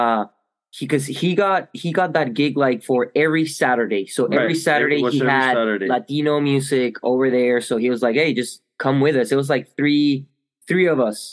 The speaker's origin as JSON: {"language": "English", "country": "Chile", "tie": "born or raised there", "moved": "as an adult", "lives_now": "Charleston, United States", "said": "We were born and raised in Chile, so that's where we kind of started growing up."}